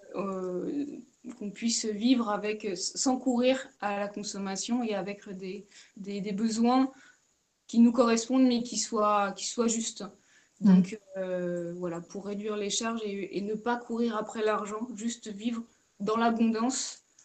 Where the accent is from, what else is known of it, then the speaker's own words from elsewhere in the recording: Charente-Maritime, Nouvelle-Aquitaine, France; also born or lived in Brittany; now in Paulmy, France; je suis originaire de Charente-Maritime